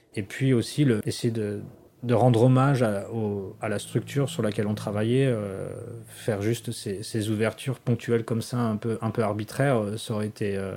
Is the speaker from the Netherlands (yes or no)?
no; France; moved away as an adult; now in Washington, United States; je suis français plus que jamais